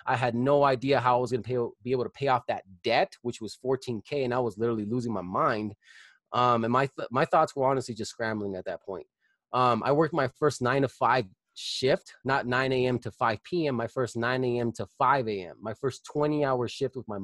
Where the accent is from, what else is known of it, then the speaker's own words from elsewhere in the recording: Colorado Springs, Colorado, United States; I was born and raised in Colorado Springs. I still live here. I lived here all my life